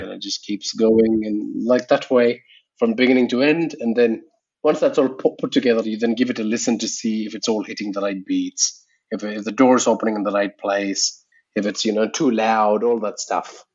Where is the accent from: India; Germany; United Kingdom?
India; English is a second language; Indian podcasters that, you know, especially if you're doing podcasting in English, it's a bit hard for us because English is my third language too.